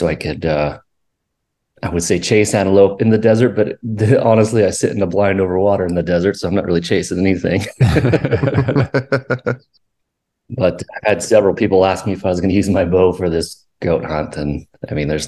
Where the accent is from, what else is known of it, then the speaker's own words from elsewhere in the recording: Idaho Falls, Idaho, United States; I'm from southeastern Idaho, born and raised in the Idaho Falls area.